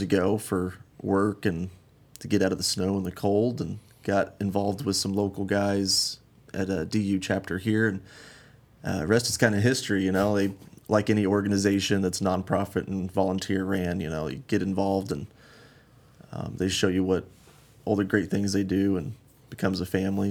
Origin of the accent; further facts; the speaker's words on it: Glenwood Springs, Colorado, United States; moved away as an adult; also born or lived in Arizona; now in Phoenix, United States; I'm originally from Uh, Glenwood Springs, Colorado, kind of small mountain town up in the western part of the state. Um, grew up big game hunting